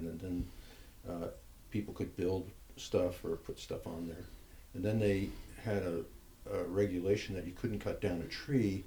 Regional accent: New Jersey, United States; now in Oregon, United States; I grew up in New Jersey

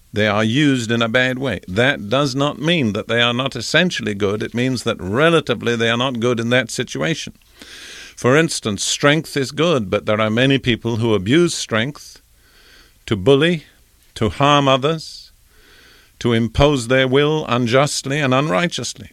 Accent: United Kingdom; as a young boy growing up in Britain in the Anglican Church

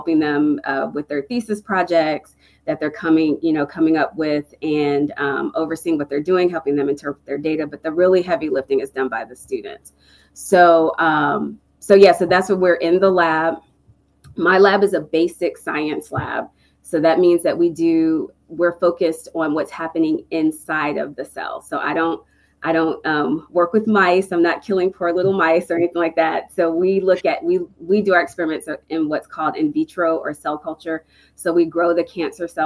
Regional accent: East Coast, United States; moved away as an adult; also born or lived in Texas; I'm from the East Coast.

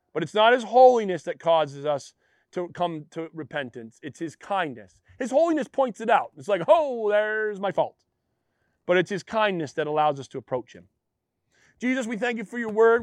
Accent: Western Maine, United States; I'm a Mainer. I'm from Western Maine

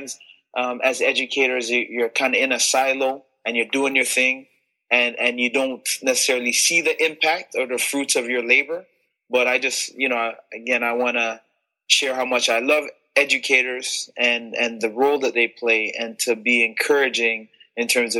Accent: Toronto, Ontario, Canada; also born or lived in Montego Bay, Jamaica / Illinois, United States; now in Brampton, Canada; I came to Toronto when I was 3 years old

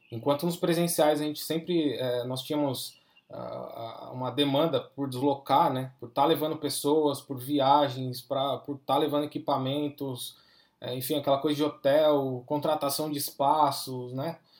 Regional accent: Brazil; nós estamos no Brasil, né? Nós somos latino-americano

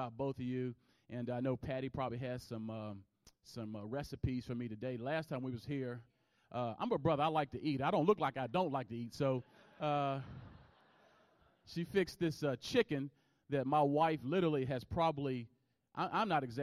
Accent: Roanoke, Virginia, United States; moved away; I'm from Roanoke, Virginia, originally

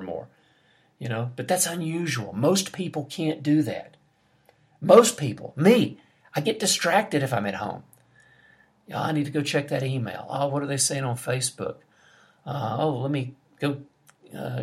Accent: United States; now in Brazil; I'm an American.

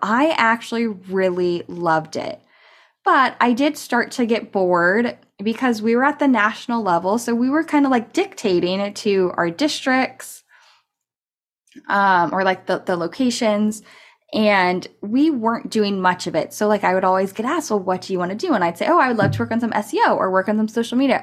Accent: California, United States; also born or lived in Colorado; I'm from California, and I started a community college here

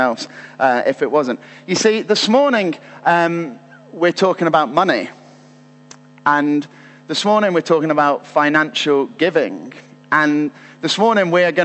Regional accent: United Kingdom; as British people

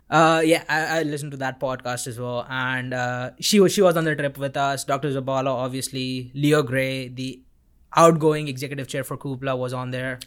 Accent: Vadodara, Gujarat, India; moved away as an adult; now in Auburn, United States; I'm from Vadodara, India

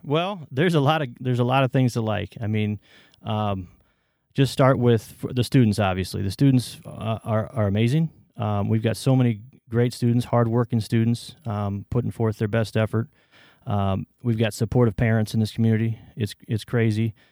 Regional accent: Waterloo, Iowa, United States; also born or lived in Evanston, Illinois / northern suburbs of Chicago; moved to Waterloo with my family

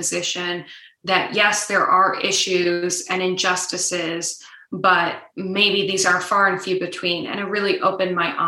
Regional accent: Nebraska, United States; moved away; my home state of Nebraska

